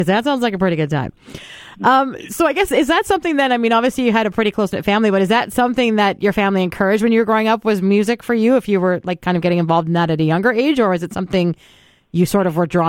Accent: Calgary, Alberta, Canada; also born or lived in Standard, Alberta; because we moved to the country when I was like 13 from Calgary out to Standard, right? So just outside Strathmore.

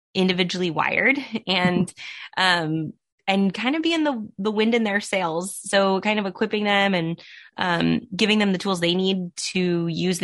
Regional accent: Southern California, United States; Born and raised in Southern California

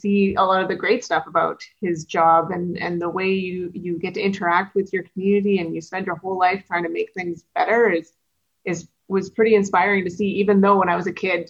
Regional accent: Winkler, Manitoba, Canada; I did grow up in Winkler.

